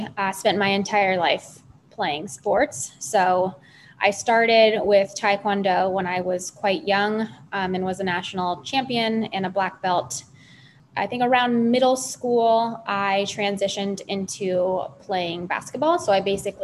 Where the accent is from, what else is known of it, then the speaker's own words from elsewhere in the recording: Los Angeles, California, United States; moved away; I'm originally from Los Angeles, California